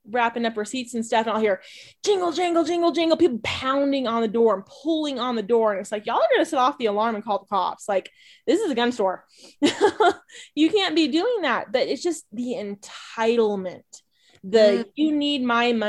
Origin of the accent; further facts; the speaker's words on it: Texas, United States; now in New Mexico, United States; I am from Texas. I currently live in New Mexico.